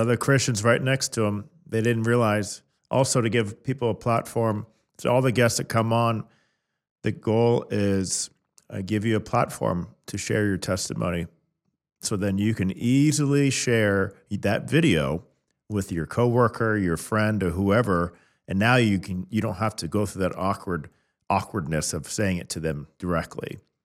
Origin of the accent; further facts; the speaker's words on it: Kansas City, United States; I was born and raised in Kansas City.